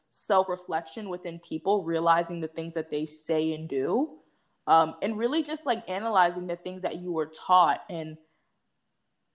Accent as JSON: {"language": "English", "town": "New York City", "region": "New York", "country": "United States", "said": "I'm from the Bronx"}